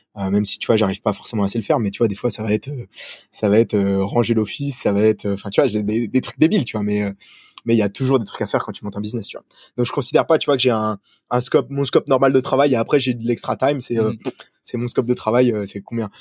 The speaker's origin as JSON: {"language": "French", "country": "France", "also_born_or_lived": "Sydney, Australia", "moved": "as an adult", "lives_now": "Hong Kong", "said": "je suis français"}